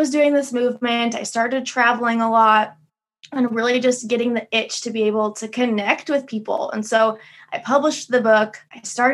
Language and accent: English; Midwest, United States; moved away as an adult; also born or lived in Las Vegas, Nevada; I grew up in the Midwest